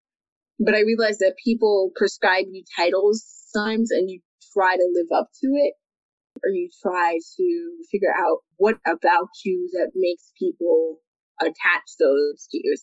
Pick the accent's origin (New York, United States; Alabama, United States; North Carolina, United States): New York, United States; I was born in December of 1990. So I was made to wait in New York